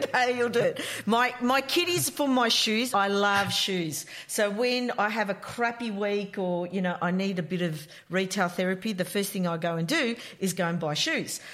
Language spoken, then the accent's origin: English; Melbourne, Victoria, Australia; I come from Melbourne